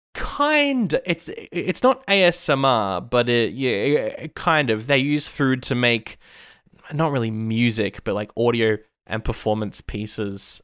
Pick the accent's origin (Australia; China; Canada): Australia; I am Aussie